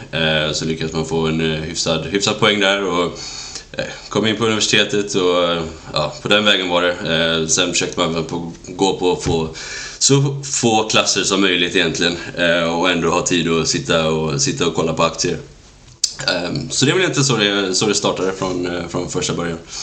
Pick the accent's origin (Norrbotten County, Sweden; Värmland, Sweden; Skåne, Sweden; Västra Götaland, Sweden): Västra Götaland, Sweden; outside Gothenburg; moved away as an adult; växte upp i en liten eh, håla utanför för Göteborg